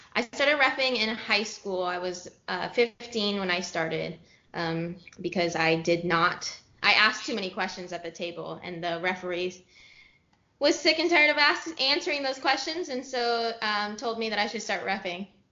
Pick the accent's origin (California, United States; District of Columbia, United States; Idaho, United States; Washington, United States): California, United States; San Jose; moved away as an adult; also born or lived in Los Gatos, California / Santa Barbara, California / Dallas, Texas; I grew up in California. I am originally from San Jose, and then I went to high school in Los Gatos High